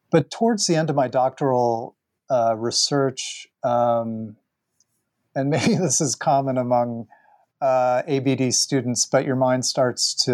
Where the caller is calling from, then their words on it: Easton, Pennsylvania, United States; Uh, Easton, Pennsylvania.